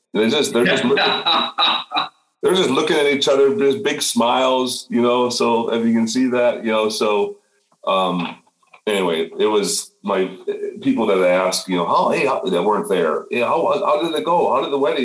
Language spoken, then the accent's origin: English; northern Minnesota, United States; moved away as an adult; now in Chicago, United States; I grew up on a farm 10 miles from the Canadian border in northern Minnesota